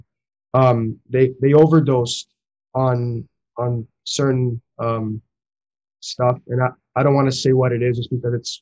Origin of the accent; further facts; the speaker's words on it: Toronto, Ontario, Canada; we're from Toronto, Ontario